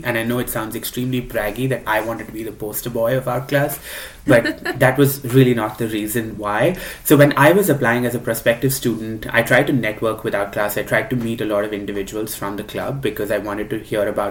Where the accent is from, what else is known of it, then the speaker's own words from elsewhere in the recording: India; moved away as an adult; now in United States; there is this one person who was born and raised in India and then moved to the United States.